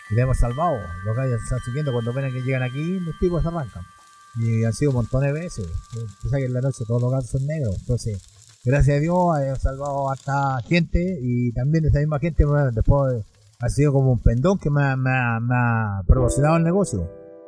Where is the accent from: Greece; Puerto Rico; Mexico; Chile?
Chile; San Joaquín, Santiago Metropolitan Region; soy de la comuna, nacido acá en la comuna, no en la comuna prácticamente, pero de que tengo uso razón, mis padres me trajeron a la comuna, así que soy sanjuanino Sanjoaquenino